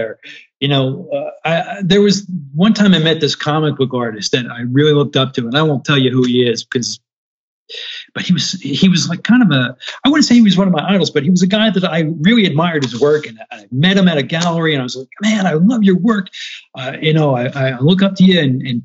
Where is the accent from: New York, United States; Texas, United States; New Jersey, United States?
New Jersey, United States; moved away as an adult; now in North Carolina, United States; being out in North Carolina after growing up in Jersey is a bit of a culture shock for me